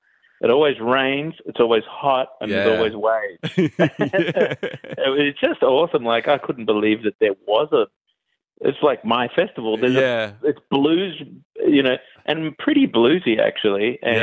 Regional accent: Melbourne, Victoria, Australia; also born or lived in Mullumbimby, New South Wales; now in Mullumbimby area, Australia; I'm from Melbourne originally.

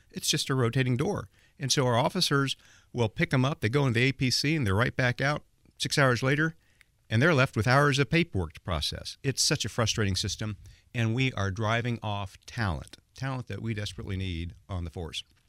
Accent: Indianapolis, Indiana, United States; my hometown. And it is my hometown. I mean, this is where I was born

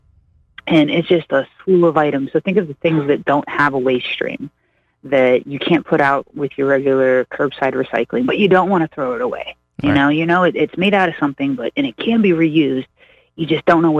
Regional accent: Pittsburgh, Pennsylvania, United States; now in Springfield, United States; I come from the East Coast, originally out of Pittsburgh

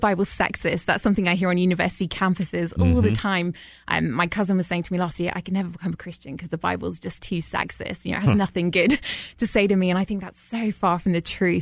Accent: London, United Kingdom; accent: Brit; moved away as an adult; now in Atlanta, United States; I grew up in London, a little bit more of a secular country

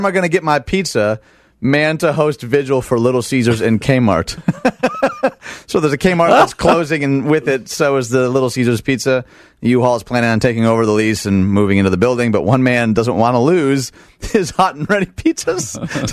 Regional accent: Detroit, Michigan, United States; I'm from Detroit, Michigan

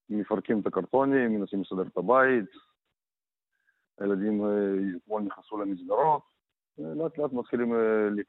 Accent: Beersheba, Ofakim, Ashdod, Southern District, Israel; also born or lived in Kibbutz Sufa; now in Ofakim, Israel; אנחנו הגענו לקיבוץ לפני משהו כמו חמש וחצי שנים, אנחנו גדלנו בבאר שבע, באופקים, באשדוד, החיים שלנו בדרום.

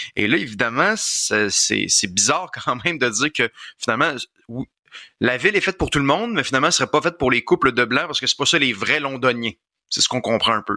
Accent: Quebec, Canada; Je suis un Québécois, je suis un francophone

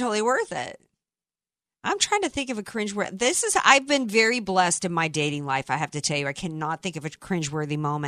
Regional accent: the South, United States; I was raised in the South

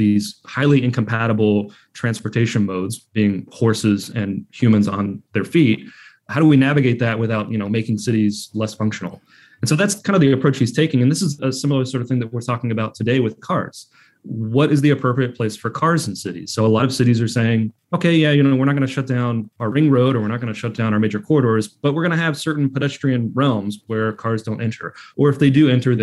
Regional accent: Kentucky, United States; I am from Kentucky, so I'm a little pro-horse

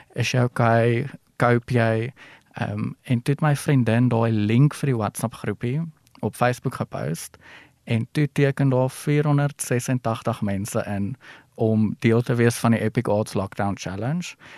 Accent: Ellisras, Limpopo, South Africa; moved away; ek kom van Allesras af. Hy is nou 'n groter dorpie as toe ek daar was. So ons het nog fietsry die dorp volgery

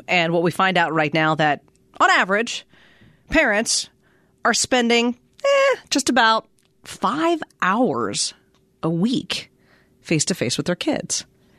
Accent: Pennsylvania, United States; I'm from Pennsylvania.

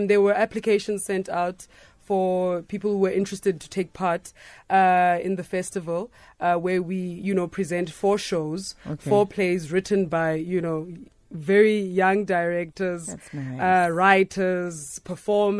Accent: King William's Town, Eastern Cape, South Africa; moved away; I'm originally from a King Williamstown.

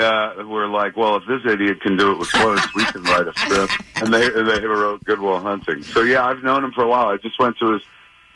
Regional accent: Highlands, New Jersey, United States; I bought a movie theater in my hometown. I grew up in a town called Highlands, New Jersey

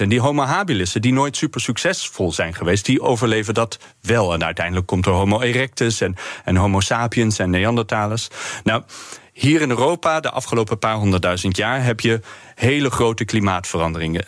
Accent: Eindhoven, North Brabant, Netherlands; now in Leiden, Netherlands; geboren en getogen in Eindhoven

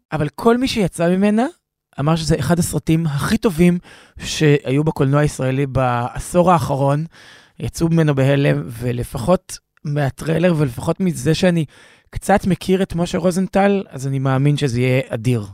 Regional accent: Tel Aviv, Tel Aviv District, Israel; גרתי 22 שנה בתל אביב, ולפני זה גם בעצם הבניין שבו גדלתי בתל אביב, אצל סבא וסבתא שלי

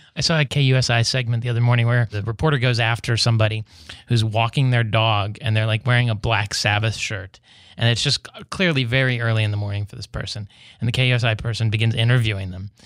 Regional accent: West Virginia, United States; in West Virginia, my home state

